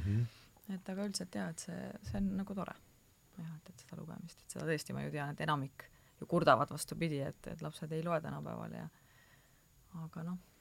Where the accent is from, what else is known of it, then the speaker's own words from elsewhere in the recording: Türi, Järva County, Estonia; ka Türilt